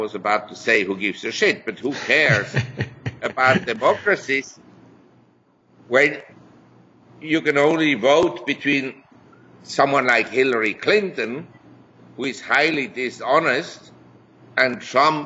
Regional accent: Switzerland; moved away as an adult; also born or lived in New York / Hong Kong; I was born in Switzerland. I had my education in Switzerland. I grew up in a relatively privileged environment.

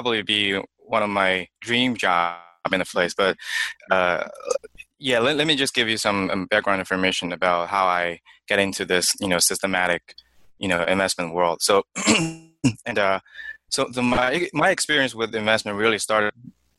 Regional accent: China; moved away as an adult; now in United States; I was born and raised in China. So I spent first 22 years in China

